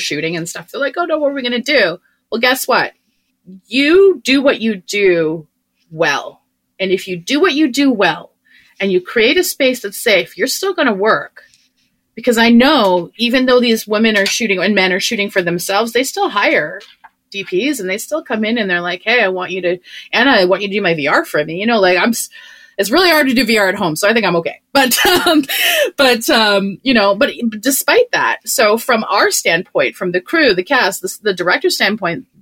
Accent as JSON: {"language": "English", "country": "Canada", "said": "I'm a Canadian"}